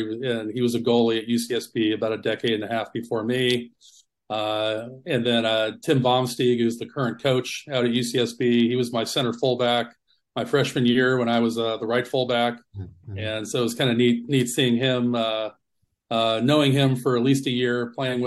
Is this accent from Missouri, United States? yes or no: no; Sacramento, California, United States; moved away; Grew up in Sacramento, Citrus Heights, Roseville area.